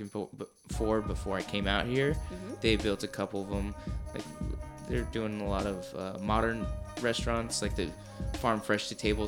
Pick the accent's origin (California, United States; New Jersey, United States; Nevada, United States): California, United States; Orange County; Whenever I say I'm from Orange County, people think I'm from the beach